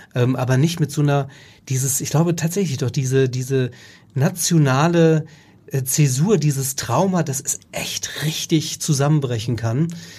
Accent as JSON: {"language": "German", "country": "Germany", "said": "als Deutscher"}